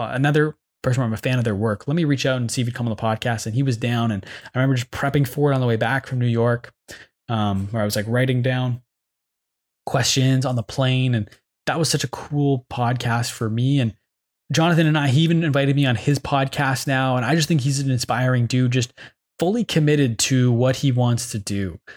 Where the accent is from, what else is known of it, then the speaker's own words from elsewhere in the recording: Ottawa, Ontario, Canada; I'm from Canada. I'm from Ottawa